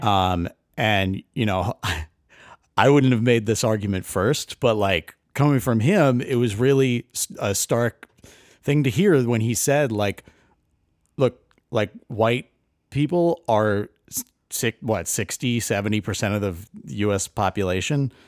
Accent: Connecticut, United States; I, I grew up in Connecticut, and, uh, I, my town was, you know, ninety-nine percent white.

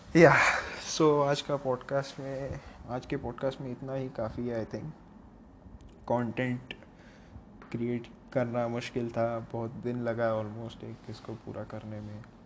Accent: Mumbai, Maharashtra, India; accent: Mumbai; moved away; मेरा मुंबई का accent I am from Bombay originally अगर मैं फ़िलहाल अलग जगह पे हूँ

